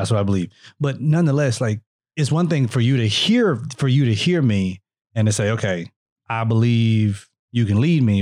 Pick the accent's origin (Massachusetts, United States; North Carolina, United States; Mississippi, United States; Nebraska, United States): Mississippi, United States